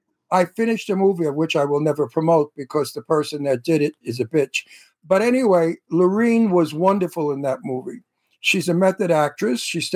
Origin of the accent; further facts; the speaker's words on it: New York City, New York, United States; moved away; I'm from Brooklyn.